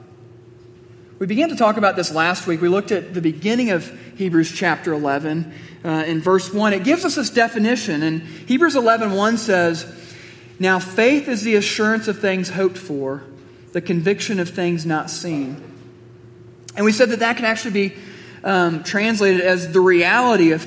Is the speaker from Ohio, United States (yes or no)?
no; Missouri, United States; I grew up in Missouri